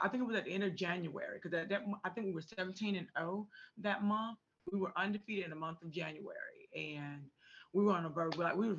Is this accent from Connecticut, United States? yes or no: no; Atlanta, Georgia, United States; I'm originally from Atlanta. I was born and raised in Atlanta, and that's all that I know.